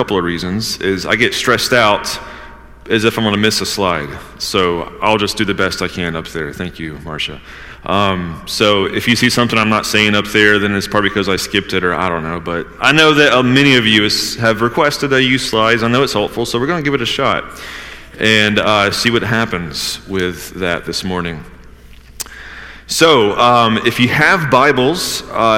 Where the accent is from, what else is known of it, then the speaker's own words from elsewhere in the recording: Georgia, United States; also born or lived in Northeast United States; now in Northeast, United States; I'm from Georgia. I'm still, after almost being in the Northeast for, 15 years now